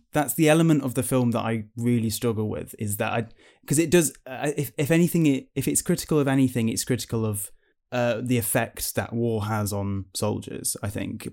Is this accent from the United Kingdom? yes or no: yes; United Kingdom; being British people as well, uh, you know, our attitude to our country is very different to America